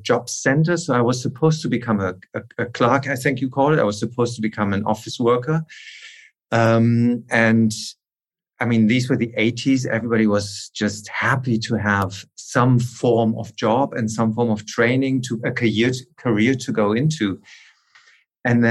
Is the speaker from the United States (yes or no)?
no; Aachen, North Rhine-Westphalia, Germany; I'm from a town called Aachen, which is wedged in between Holland and Belgium.